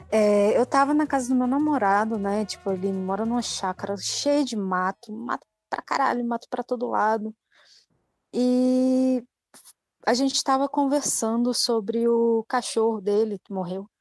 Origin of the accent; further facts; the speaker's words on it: Ansan, Gyeonggi Province, South Korea; E eu sou de Ansan também.